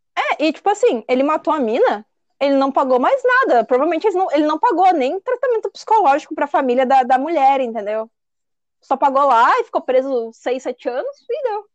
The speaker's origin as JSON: {"language": "Portuguese", "region": "São Paulo", "country": "Brazil", "said": "Eu sou paulista"}